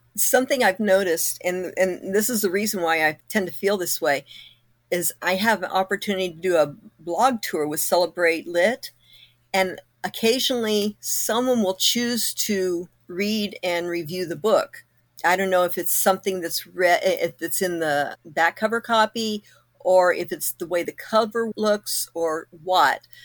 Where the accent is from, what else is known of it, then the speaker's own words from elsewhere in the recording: Kokomo, Indiana, United States; moved away; my hometown we moved away from Kokomo in nineteen seventy-two.